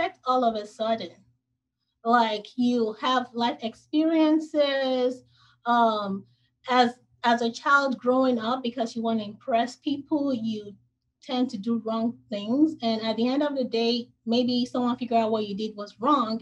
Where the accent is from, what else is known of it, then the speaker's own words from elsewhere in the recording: Nigeria; moved away as an adult; now in United States; I was born in Nigeria